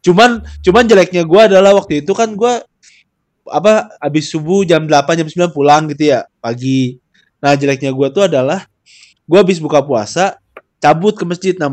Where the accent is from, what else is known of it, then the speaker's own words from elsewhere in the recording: Bekasi, West Java, Indonesia; gua tuh orang Bekasi